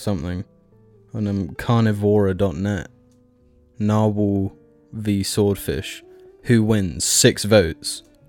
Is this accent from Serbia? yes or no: no; United Kingdom; we're British